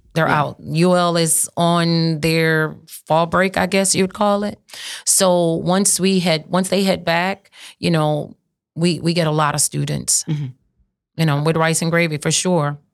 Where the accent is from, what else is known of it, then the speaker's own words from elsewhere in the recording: St. Martin Parish, Louisiana, United States; I'm from St. Martin Parish.